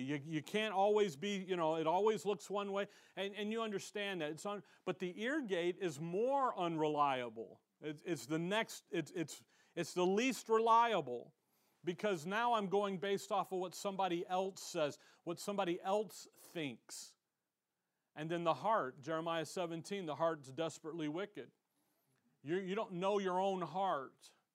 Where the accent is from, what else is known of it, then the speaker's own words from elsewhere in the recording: Chicago, Illinois, United States; now in Tempe, United States; I'm from Chicago